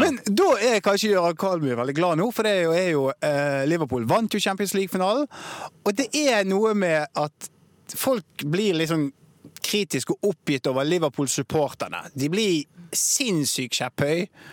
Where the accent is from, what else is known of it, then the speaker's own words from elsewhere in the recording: Bergen, Vestland, Norway; Spesielt som bergenser.